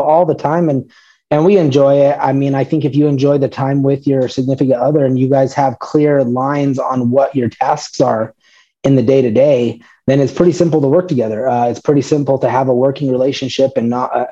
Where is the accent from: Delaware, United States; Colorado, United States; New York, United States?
Colorado, United States; I was born and raised here in Colorado